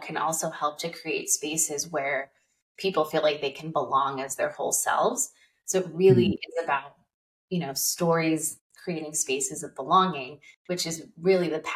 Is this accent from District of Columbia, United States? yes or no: no; Southern California, United States; I grew up in Southern California, and when I was in high school